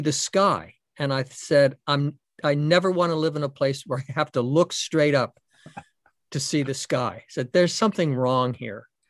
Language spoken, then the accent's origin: English; Boston, Massachusetts, United States; I'm from Boston and a Red Sox fan